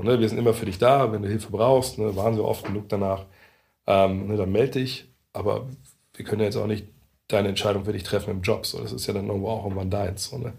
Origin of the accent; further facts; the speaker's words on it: Lower Saxony, Germany; moved away; also born or lived in Frankfurt; als Niedersachse und, und äh, Sohn eines, eines Elektrikers und einer, einer Hausfrau